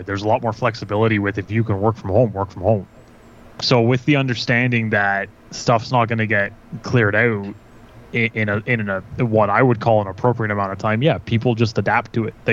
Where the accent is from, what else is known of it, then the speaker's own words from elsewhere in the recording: Vaughan, Ontario, Canada; moved away as an adult; also born or lived in Kitchener, Ontario; I grew up in Vaughan